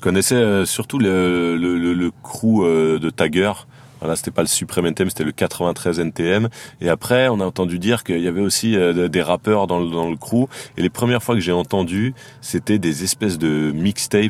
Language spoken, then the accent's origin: French; Saint-Denis, Île-de-France, France; je viens de Saint-Denis